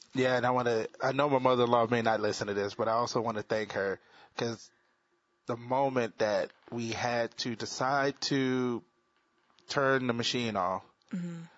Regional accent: the South, United States; I'm from the South

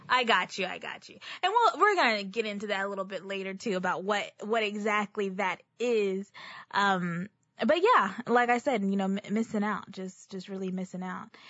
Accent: Texas, United States; I'm also a native Texan

